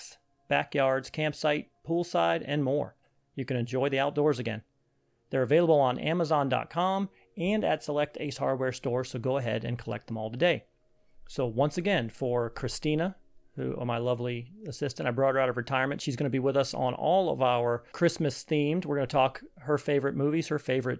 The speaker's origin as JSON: {"language": "English", "town": "Cleveland", "region": "Ohio", "country": "United States", "tie": "born or raised there", "moved": "as an adult", "lives_now": "Florida, United States", "said": "I grew up in Cleveland, but by the time that I had left Cleveland and went to college and went to the Marine Corps"}